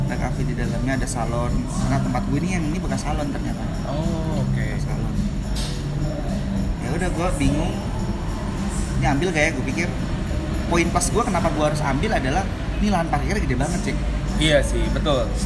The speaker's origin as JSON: {"language": "Indonesian", "town": "Bandung", "region": "West Java", "country": "Indonesia", "tie": "born or raised there", "lives_now": "Jakarta, Indonesia", "said": "sebenarnya gue baru ke Jakarta uh, tahun kemarin sih gue gede di Bandung"}